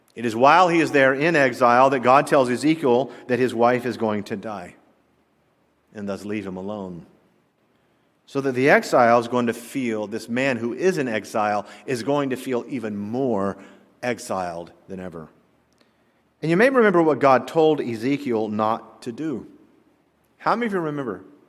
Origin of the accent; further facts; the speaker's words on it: the South, Southern United States, United States; accent: Southern; my Southern accent